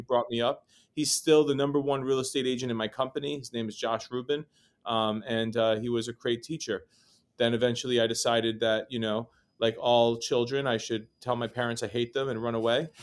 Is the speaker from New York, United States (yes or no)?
yes; New York City, New York, United States; also born or lived in Chicago; I grew up here in New York City. Uh, my wife likes to remind me that I was not born here. I was born in Chicago